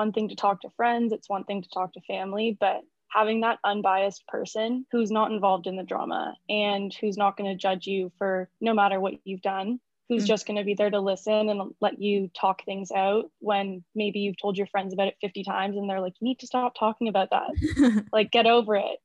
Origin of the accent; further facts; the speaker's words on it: Toronto, Ontario, Canada; I'm born and raised in Toronto, Ontario